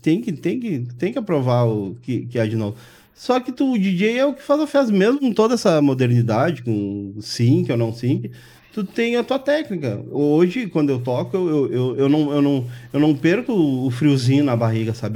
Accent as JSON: {"language": "Portuguese", "country": "Brazil", "tie": "born or raised there", "said": "eu morei no Maitá, me criei no Maitá ali"}